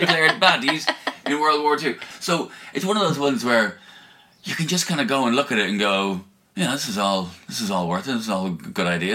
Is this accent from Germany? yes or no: no; Ireland; I'm Irish